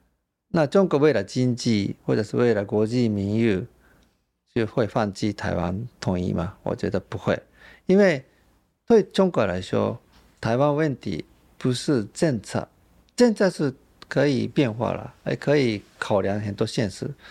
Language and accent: Chinese; Japan; Chinese is a second language; 以前我们日本人认识的台湾，享受台湾的时候，啊，这些好吃的东西这么便宜，或者是这些很舒服的按摩也是这么划算，啊，对，那比在日本国内旅游更便宜、更划算，而且台湾人很亲切。